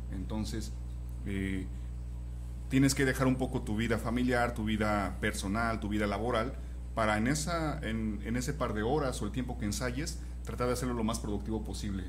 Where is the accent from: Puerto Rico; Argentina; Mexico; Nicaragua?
Mexico; Pachuca, Hidalgo; now in Guadalajara, Mexico; yo no soy de Guadalajara, soy de Pachuca